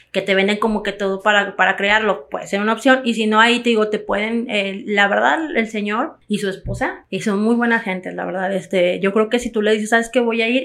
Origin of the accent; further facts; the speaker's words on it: Mexico; todos somos mexicanos